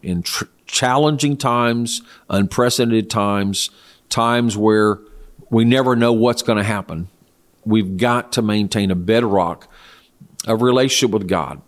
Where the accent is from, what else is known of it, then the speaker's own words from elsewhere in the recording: United States; also born or lived in Austin, Texas; as an American citizen